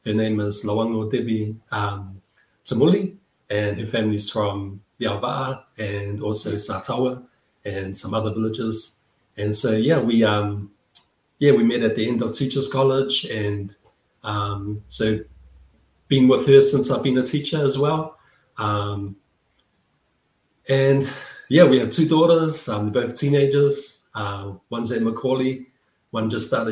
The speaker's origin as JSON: {"language": "English", "region": "Auckland", "country": "New Zealand", "tie": "born or raised there", "said": "I grew up in the beautiful village of Mangere in South Auckland"}